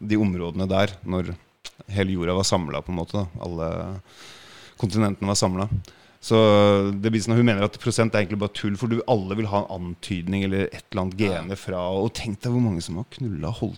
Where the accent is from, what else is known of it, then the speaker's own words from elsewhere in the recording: Jukkasjärvi, Norrbotten County, Sweden; vi kommer fra Jukkasjärvi, der eh, mye av familien Jukkasjärvi Det er eh, sånn ti, ti kilometer unna